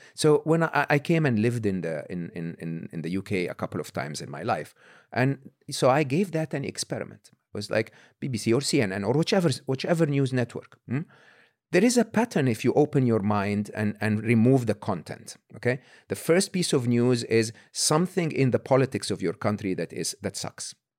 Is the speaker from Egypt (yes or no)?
yes; Egypt; born or raised there; moved away